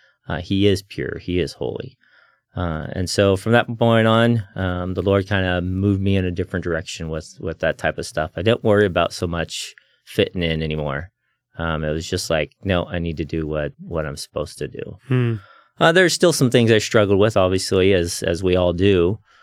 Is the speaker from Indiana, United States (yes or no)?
yes; Indiana, United States; also born or lived in Chattanooga, Tennessee / Missouri / Kentucky; I was born in Chattanooga, Tennessee. My dad was going to Tennessee Temple. And shortly after I was born, he finished his degree and became a pastor shortly after, moved to Indiana. So mostly I grew up there in the Midwest areas, Tennessee, Chattanooga, Missouri, Kentucky.